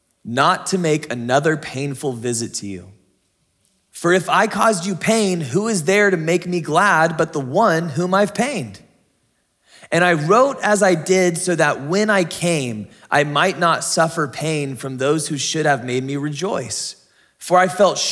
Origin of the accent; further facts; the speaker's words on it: San Diego, California, United States; moved away; We're from San Diego